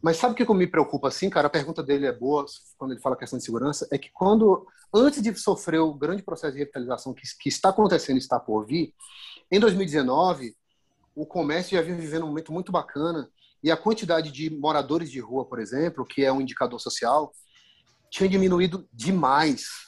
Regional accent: Bahia, Brazil; eu, enquanto baiano, enquanto morador local

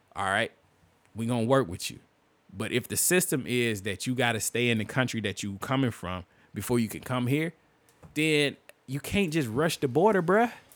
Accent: United States; as an American

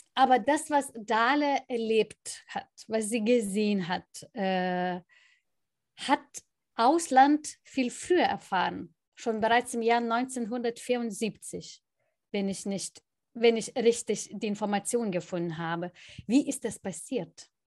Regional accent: northern Lithuania, Lithuania; aus dem Nordlitauen

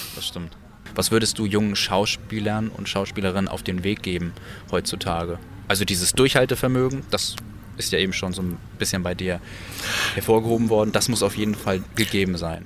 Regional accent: Kiel, Schleswig-Holstein, Germany; in meiner Heimat mit diesem ganzen Musikalischen eigentlich angefangen hast, nämlich in Kiel-Ellerbeck

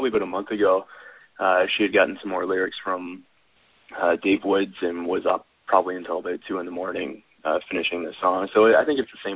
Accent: Canada; accent: Canadian

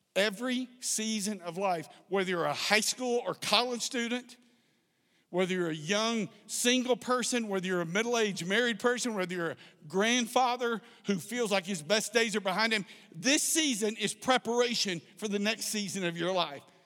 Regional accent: South Texas, United States; I grew up in South Texas

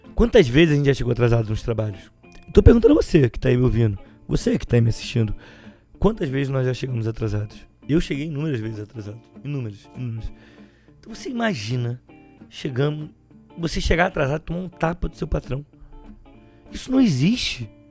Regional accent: Baixada Fluminense, Rio de Janeiro, Brazil; Eu sou da Baixada Fluminense.

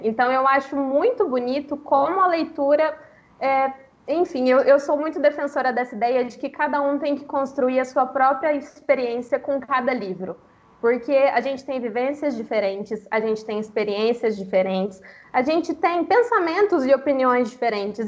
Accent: Minas Gerais, Brazil; eu tenho 29 anos, sou mineira

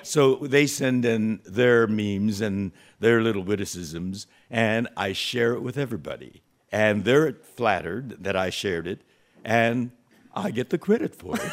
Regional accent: California, United States; we in California

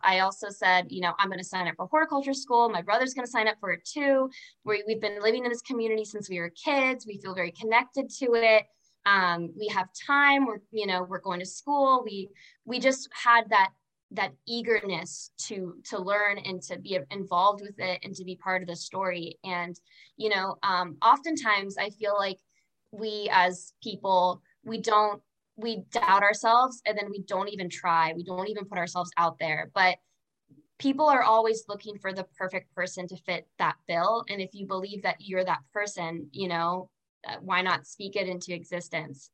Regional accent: Orlando, Florida, United States; also born or lived in Fort Lauderdale, Florida; I grew up in Orlando, Florida. Um, I had moved there from from Fort Lauderdale

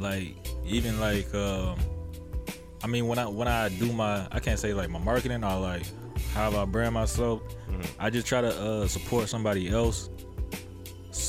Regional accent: Hinesville, Georgia, United States; moved away; I'm from Georgia, Hinesville, Georgia

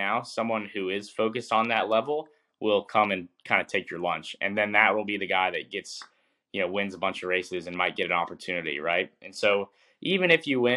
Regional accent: North Carolina, United States; I grew up in North Carolina

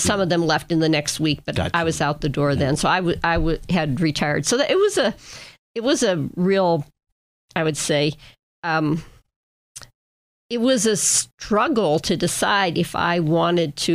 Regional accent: Erie, Pennsylvania, United States; moved away as an adult; also born or lived in Glens Falls, New York / Milwaukee / Battle Creek, Michigan / Fort Wayne, Indiana; I grew up on Lincoln Avenue. I live on Lincoln Avenue

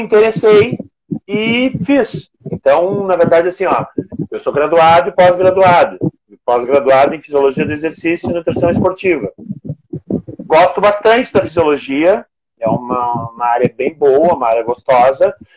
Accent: Rio Grande, Rio Grande do Sul, Brazil; eu sou de Rio Grande, Rio Grande do Sul, uma cidade no extremo sul gaúcho

